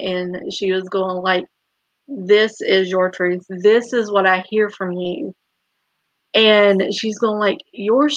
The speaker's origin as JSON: {"language": "English", "region": "the South", "country": "United States", "tie": "born or raised there", "said": "growing up in the South"}